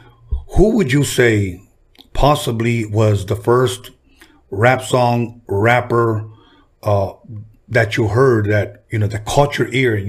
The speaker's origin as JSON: {"language": "English", "town": "Los Angeles", "region": "California", "country": "United States", "tie": "born or raised there", "said": "Mexican kid, growing up in Wilmington"}